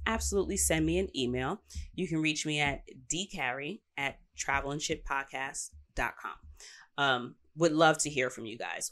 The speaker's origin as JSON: {"language": "English", "region": "New York", "country": "United States", "said": "I'm saying this as a New Yorker"}